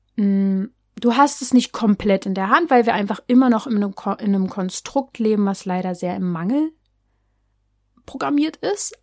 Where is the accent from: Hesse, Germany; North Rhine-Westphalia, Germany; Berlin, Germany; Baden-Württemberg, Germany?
Berlin, Germany; ich bin ja aus Berlin